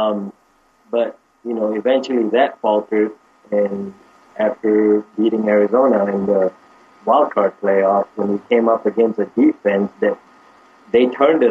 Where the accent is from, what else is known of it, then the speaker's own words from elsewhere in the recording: Malaysia; now in United States; I was born and raised in Malaysia